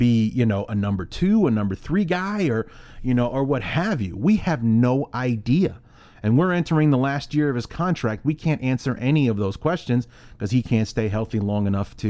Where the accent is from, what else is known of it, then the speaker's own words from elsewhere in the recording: Chicago, Illinois, United States; moved away as an adult; now in Iowa, United States; I am from Chicago